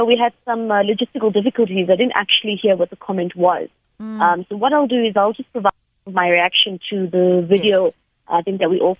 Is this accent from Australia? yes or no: no; South Africa; As a South African